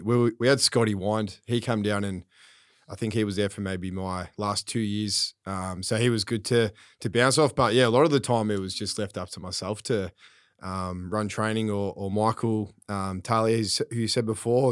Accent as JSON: {"language": "English", "town": "Craigieburn", "region": "Victoria", "country": "Australia", "tie": "born or raised there", "said": "I grew up in Craigieburn"}